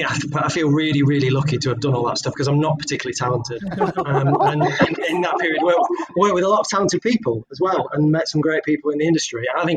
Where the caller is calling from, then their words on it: Nottingham, East Midlands, United Kingdom; I'm based in the Midlands, and I haven't left the Midlands for about 6 months now. So I'm in the fine city of Nottingham.